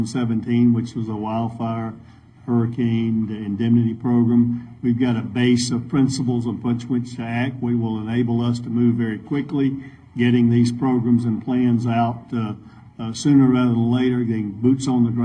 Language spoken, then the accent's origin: English; Georgia, United States; I'm from Georgia.